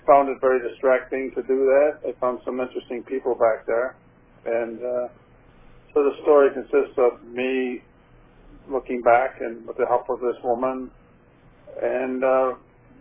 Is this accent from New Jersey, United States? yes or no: no; Buffalo, New York, United States; moved away as an adult; also born or lived in Amherst, New York; now in Las Vegas, United States; I was born in Buffalo, New York